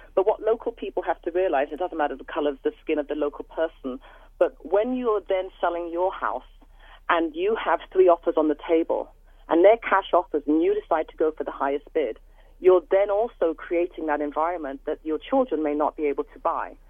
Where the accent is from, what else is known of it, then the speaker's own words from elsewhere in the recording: London, United Kingdom; moved away as an adult; now in Coquitlam, Canada; born and raised in London, England